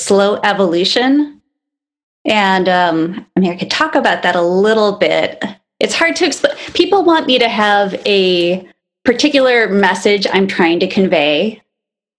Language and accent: English; Kalamazoo, Michigan, United States; also born or lived in Detroit, Michigan / Monroe, Michigan; when I was like maybe 4 or 5, we moved to Kalamazoo